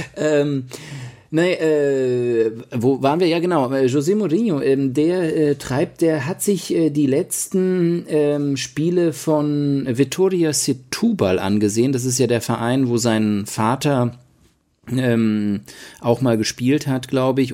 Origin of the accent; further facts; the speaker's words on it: Mainz, Rhineland-Palatinate, Germany; moved away as an adult; now in Portugal; Mainz ist ja, wo ich aufgewachsen bin, ist, ist natürlich auch weiterhin eine Heimat